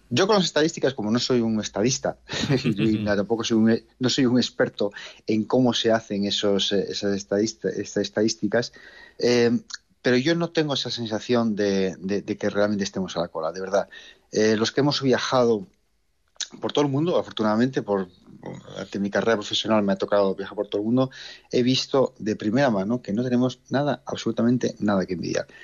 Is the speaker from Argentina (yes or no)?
no; Asturias, Spain; moved away as an adult; es un orgullo como asturiano que, además he tenido la oportunidad de trabajar fuera de, Asturias y de España, de poder retornar